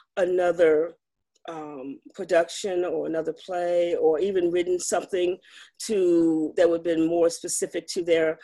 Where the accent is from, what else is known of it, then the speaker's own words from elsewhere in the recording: Madison County, Virginia, United States; I was raised in Madison County, a rural county in the foot of the Blue Ridge Mountains, mm-hmm. and I went to a predominantly white high school.